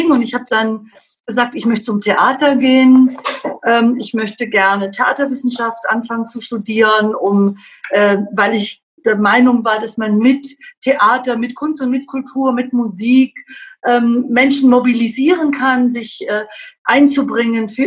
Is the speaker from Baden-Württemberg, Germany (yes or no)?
no; Babenhausen, Bavaria, Germany; also born or lived in Dortmund; now in Augsburg, Germany; Ich komme aus einer sehr politischen Familie. Meine Eltern waren äh, sehr linksliberal. Also ich bin in Bayern aufgewachsen, in der Zeit, äh, als die CSU unvorstellbare Mehrheiten hatten.